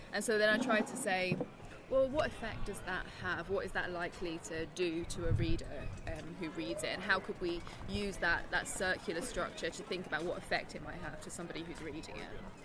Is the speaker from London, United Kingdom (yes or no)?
no; South East England, United Kingdom; moved away as an adult; also born or lived in Nottingham, United Kingdom; now in Denmark; I'm from England, from the southeast of England. Um, which is where I grew up.